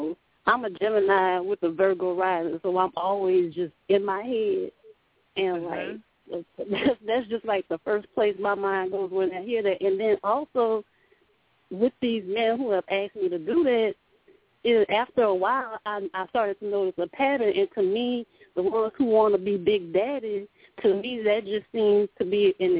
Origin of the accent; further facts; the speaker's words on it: Louisiana, United States; I'm from Louisiana.